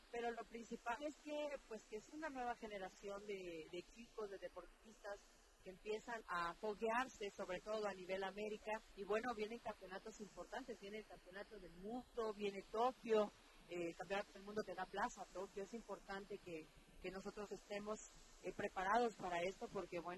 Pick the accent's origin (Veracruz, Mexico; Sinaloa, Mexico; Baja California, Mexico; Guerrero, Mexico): Veracruz, Mexico; somos veracruzanos.